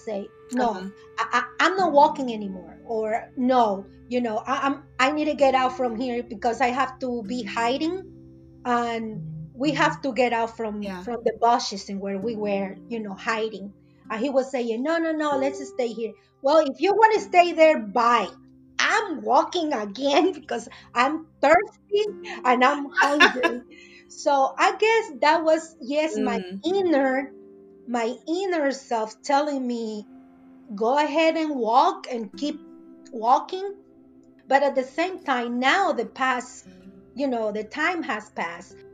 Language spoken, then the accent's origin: English; Veracruz, Mexico; English is a second language; moved away as an adult; now in United States; I'm original from Mexico. Exactly. The state is Veracruz